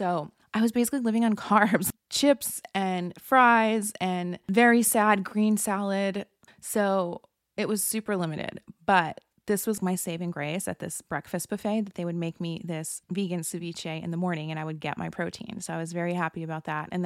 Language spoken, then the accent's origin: English; Florida, United States; I had called in and it was Scheana and I talking and I was from Florida